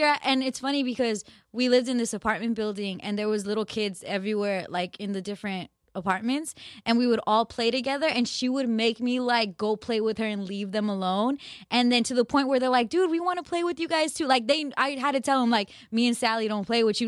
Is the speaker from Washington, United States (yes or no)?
no; Glendale, California, United States; in L A, in my, where I grew up in Glendale